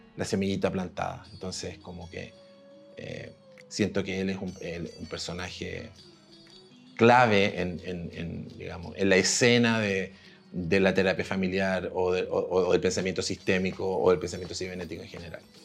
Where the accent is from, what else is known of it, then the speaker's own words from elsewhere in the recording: Temuco, Araucanía, Chile; yo soy de Temuco, yo estudié en Temuco en los años 80